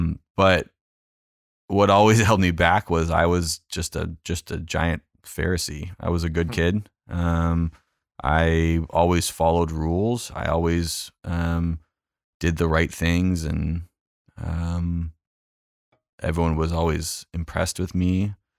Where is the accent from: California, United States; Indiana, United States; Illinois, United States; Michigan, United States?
California, United States; Yeah, I did. I grew up in Orange County, grew up in a Lutheran church.